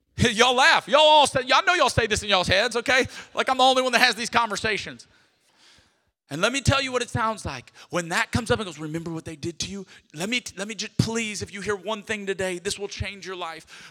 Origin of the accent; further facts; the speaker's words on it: Lafayette, Louisiana, United States; I'm from Lafayette, Louisiana, I'm a Cajun